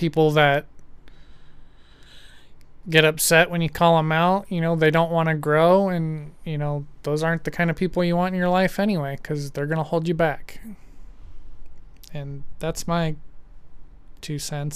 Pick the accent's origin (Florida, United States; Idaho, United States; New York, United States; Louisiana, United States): Idaho, United States; growing up in Idaho, more conservative, Republican